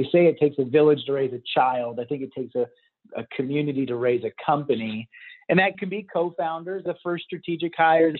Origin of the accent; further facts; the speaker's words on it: Texas, United States; I grew up in Texas playing football